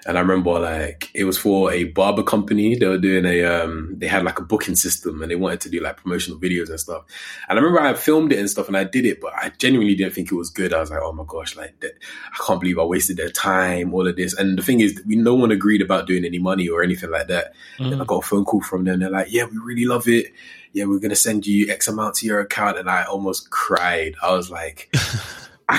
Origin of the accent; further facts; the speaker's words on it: Coventry, West Midlands, United Kingdom; also born or lived in London; I grew up in Coventry